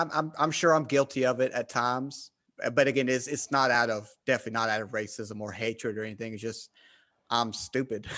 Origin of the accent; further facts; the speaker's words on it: Southern United States, United States; accent: Southern; I have a Southern accent.